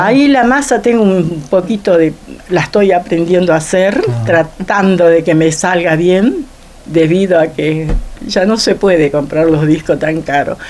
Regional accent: Perico, Jujuy, Argentina; moved away as an adult; now in Río Gallegos, Argentina; jujeña y traigo el color de mi tierra, el aroma de mi cerro y la alegría del carnaval.

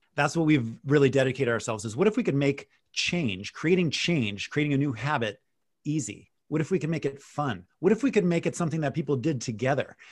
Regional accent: Wisconsin, United States; moved away; I grew up in Wisconsin.

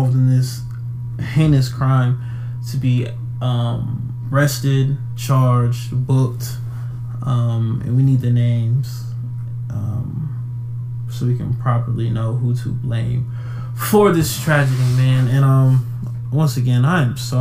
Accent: Atlanta, Georgia, United States; my hometown, my city of Atlanta

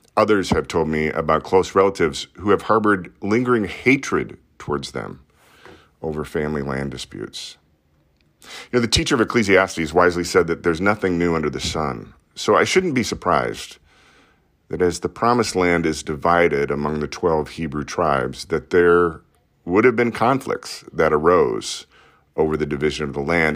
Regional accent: Des Moines, Iowa, United States; I grew up in Iowa's largest city

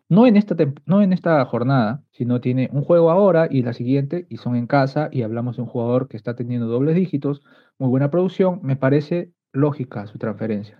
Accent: Peru; soy peruano

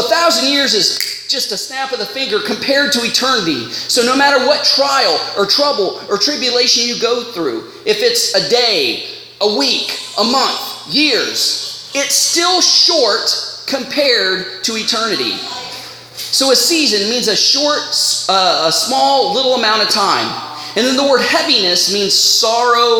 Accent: United States; now in Canada; I'm from the States

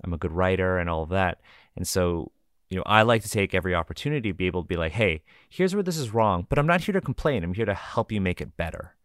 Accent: Canada; we're all Canadian here

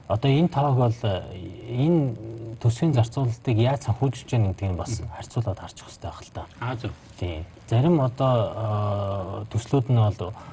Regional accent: Bayankhongor Province, Mongolia; Би баян хонгорох л доо.

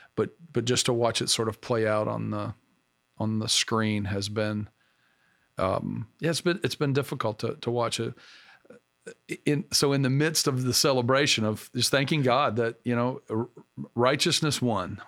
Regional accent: Arkansas, United States; now in Pennsylvania, United States; I grew up in the South and, uh, in Arkansas

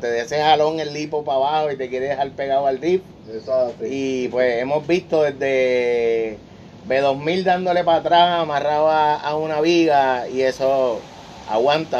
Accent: Puerto Rico; yo soy ciudadano de Boricua, ¿verdad? Soy puertorriqueño

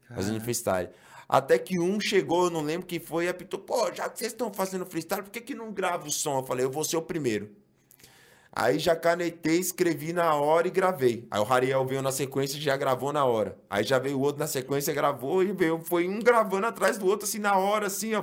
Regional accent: São Paulo, Brazil; eu sou da Zona Norte de São Paulo. Eu sou é, criado na Vila Maria, né? Mas, assim, me mudei bem cedo ali para o Mandaqui

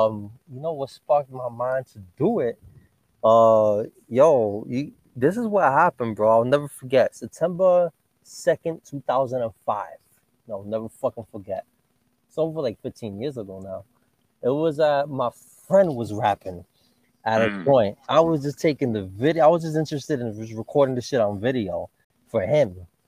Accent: New York City, New York, United States; also born or lived in Florida / Brooklyn; West Farms in East Tremont. I was raised in Daly Avenue. You know what I'm saying? I lived in West Farms, you know what I'm saying, for most of my life, man.

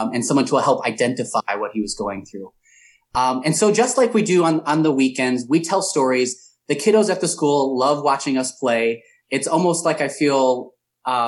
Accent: Chesterton, Indiana, United States; moved away as an adult; also born or lived in Valparaiso, Indiana / Chicago; Grew up in Chesterton

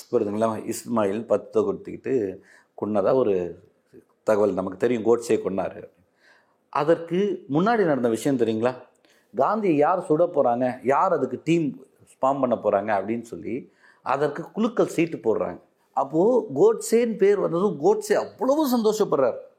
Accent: Uthukottai, Tamil Nadu, India; born there; திருவள்ளூர் மாவட்டம் நான் பிறந்த ஊர் திருவள்ளூர் மாவட்டம் ஊத்துக்கோட்டை

